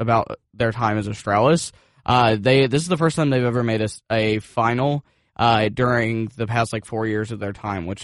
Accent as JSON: {"language": "English", "town": "Atlanta", "region": "Georgia", "country": "United States", "tie": "born or raised there", "said": "I'm originally from Atlanta"}